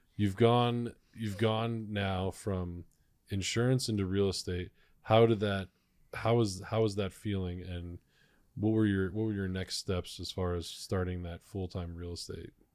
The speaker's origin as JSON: {"language": "English", "town": "Cleveland", "region": "Ohio", "country": "United States", "said": "I'm from Cleveland."}